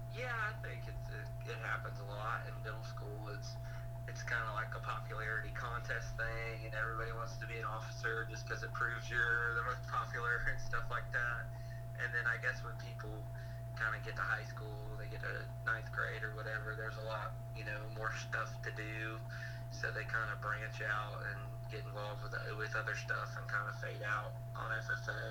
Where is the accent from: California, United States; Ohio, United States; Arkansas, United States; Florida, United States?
Florida, United States; Groveland; I grew up in Groveland, Florida, you know, with an ag background.